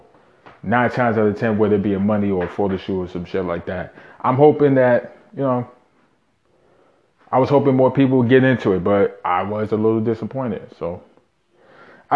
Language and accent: English; New York City, New York, United States; born and raised in Brooklyn, New York. Shout out Bushwick